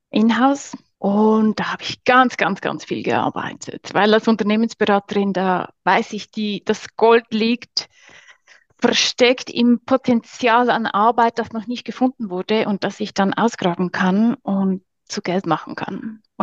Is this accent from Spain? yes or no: no; Switzerland; abgesehen vom Big Business, genau, bin ich äh, aus der Schweiz.